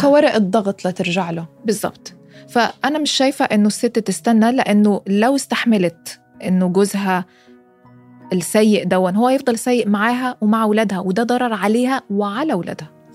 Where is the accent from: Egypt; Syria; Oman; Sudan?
Egypt; انا مصريه